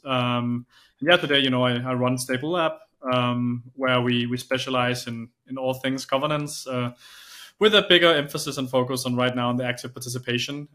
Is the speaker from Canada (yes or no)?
no; Denmark; I'm from Denmark.